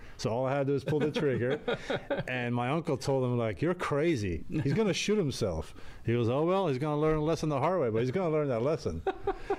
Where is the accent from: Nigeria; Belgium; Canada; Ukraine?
Belgium; Antwerp, Flanders; now in United States; I grew up in Europe, in a city called Antwerp in Belgium